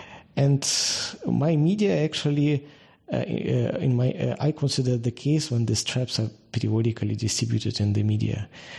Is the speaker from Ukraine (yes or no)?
yes; Kharkiv, Kharkiv Oblast, Ukraine; I'm originally from Ukraine. I was born in Ukraine and spent the most of my life there. In particular, I finished my the university here. My hometown is Kharkiv.